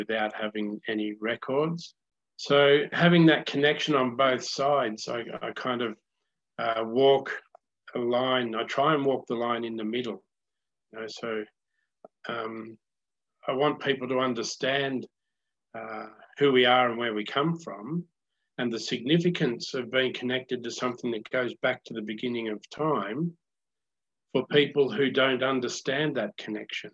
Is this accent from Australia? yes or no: yes; Rolleston, Australia; I was born in Rolleston